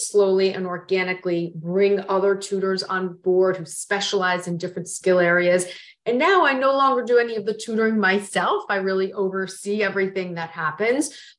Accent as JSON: {"language": "English", "region": "Florida", "country": "United States", "tie": "born or raised there", "also_born_or_lived": "New York City", "moved": "yes", "said": "I grew up in Florida"}